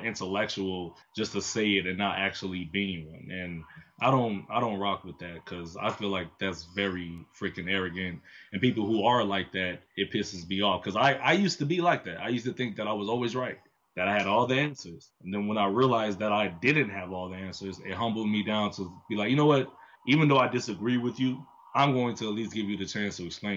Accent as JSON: {"language": "English", "town": "Miami", "region": "Florida", "country": "United States", "said": "I'm from Miami"}